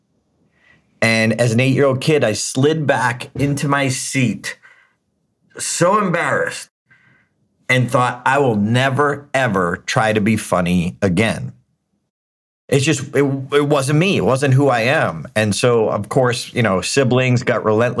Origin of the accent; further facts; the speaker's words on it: Auburn, Massachusetts, United States; born in Auburn, Massachusetts. It was one of the suburbs of Boston, about an hour away. Catholic family, mom and dad were awesome. Just kind. It was like growing up with June and Ward Cleaver